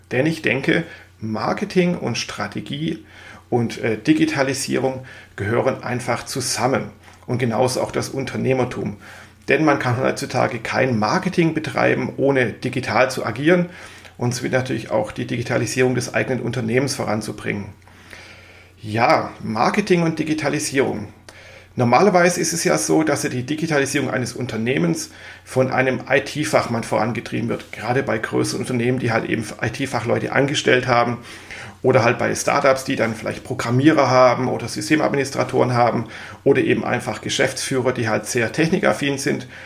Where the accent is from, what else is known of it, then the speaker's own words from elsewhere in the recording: Swabia, Germany; now in Mainz, Germany; Ich gebe es ja zu, ich bin Schwabe, das werde ich nie ablegen, auch wenn ich schon seit vielen Jahren im wunderschönen Mainz wohne.